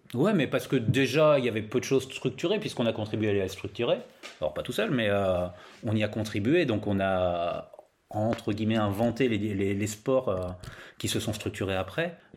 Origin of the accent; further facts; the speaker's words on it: Laon, Hauts-de-France, France; je viens du Nord, je viens de Lan, dans l'Aisne hein, exactement. C'est autour de Lan que j'ai commencé le roller